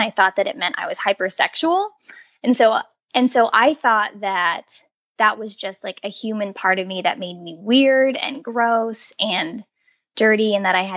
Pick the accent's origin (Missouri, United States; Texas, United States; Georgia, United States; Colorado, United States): Colorado, United States; moved away as an adult; I grew up in Colorado